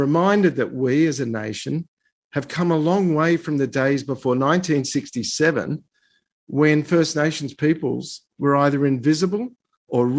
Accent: Australia; as a Jew, as an Australian, and as a human rights lawyer

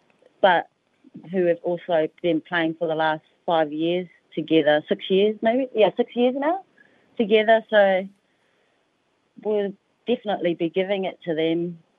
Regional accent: New Zealand; now in Gold Coast, Australia; I'm originally from New Zealand

